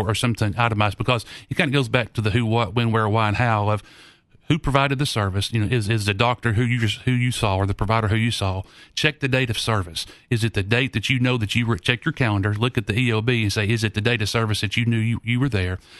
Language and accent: English; Knoxville, Tennessee, United States; I grew up here in Knoxville